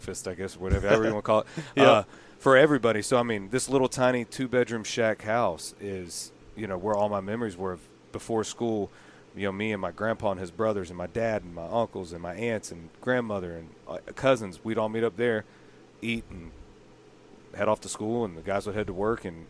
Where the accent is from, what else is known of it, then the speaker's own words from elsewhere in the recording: Eustis, Florida, United States; I grew up in a town called Eustis, Florida, in Lake County